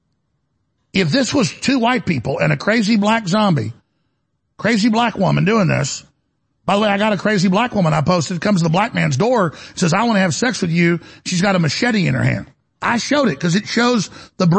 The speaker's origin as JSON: {"language": "English", "town": "Dallas", "region": "Texas", "country": "United States", "said": "I'm from Dallas"}